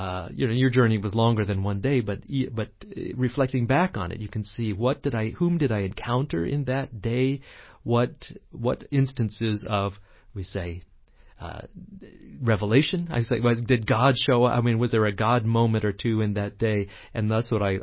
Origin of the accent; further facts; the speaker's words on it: New England, United States; when I grew up in New England, we had blue laws